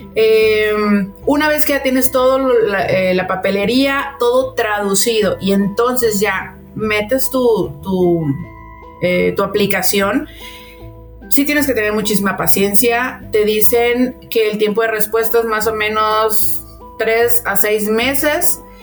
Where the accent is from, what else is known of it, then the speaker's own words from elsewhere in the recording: León, Guanajuato, Mexico; moved away as an adult; now in Calgary, Canada; somos de México, este, llegamos aquí a Calgary